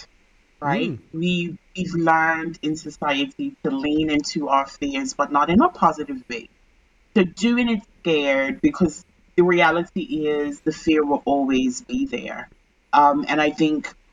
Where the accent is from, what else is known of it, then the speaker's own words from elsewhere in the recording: Bermuda; I'm originally from Bermuda